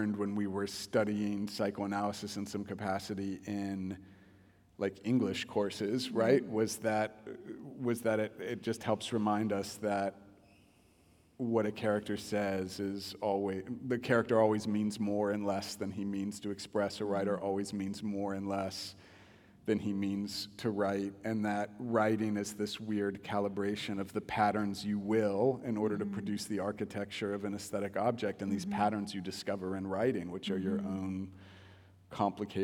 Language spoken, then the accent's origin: English; Topeka, Kansas, United States; growing up in Topeka